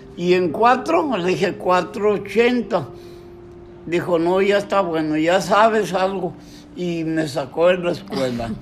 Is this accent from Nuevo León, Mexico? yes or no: no; Matamoros, Tamaulipas, Mexico; Yo nací el 9 de junio de 1938 y tuve uso de razón a los siete años de vida, o sea, 1945. En ese tiempo se acababa la Segunda Guerra Mundial y en Matamoros era un tiempo, un auge del algodón